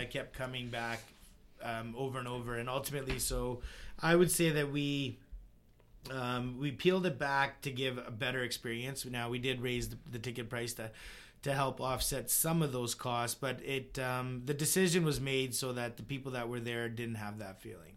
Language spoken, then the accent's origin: English; Vernon, British Columbia, Canada; growing up in Vernon